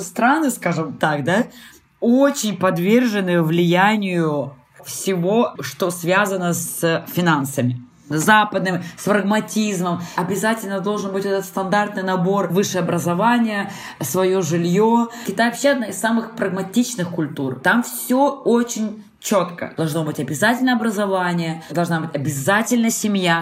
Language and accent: Russian; Transbaikal, Zabaykalsky Krai, Russia; moved away; also born or lived in China / Spain / Sweden / Brazil; я родилась в Забайкале, на границе на север Китая